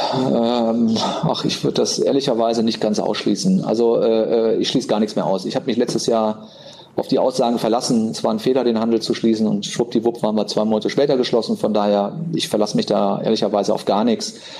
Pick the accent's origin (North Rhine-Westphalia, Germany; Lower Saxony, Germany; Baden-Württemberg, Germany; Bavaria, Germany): North Rhine-Westphalia, Germany; Cologne; ich bin ja äh, in Köln groß geworden